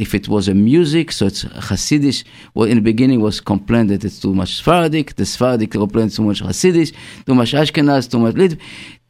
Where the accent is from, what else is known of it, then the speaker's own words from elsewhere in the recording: Israel; accent: Israeli; English is a second language; moved away as an adult; also born or lived in England; now in Brooklyn, United States; I learned in England, but I cannot take off my Israeli accent. And I want to tell you, I came to America many years ago, and my English was much worse.